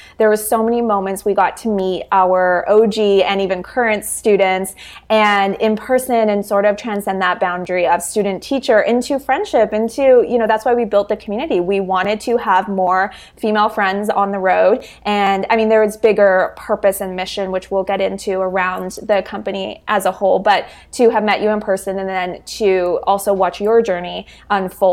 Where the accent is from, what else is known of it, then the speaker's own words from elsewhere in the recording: Canada; I'm from Canada